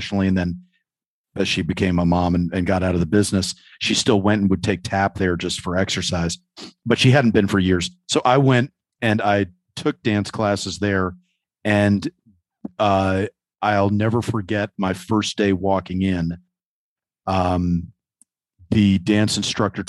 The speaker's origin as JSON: {"language": "English", "region": "New York", "country": "United States", "said": "as a New Yorker"}